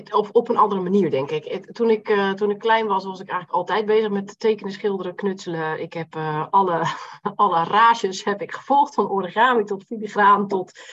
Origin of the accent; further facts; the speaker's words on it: Rotterdam, South Holland, Netherlands; Ik eh, kom uit Rotterdam, ben 42 jaar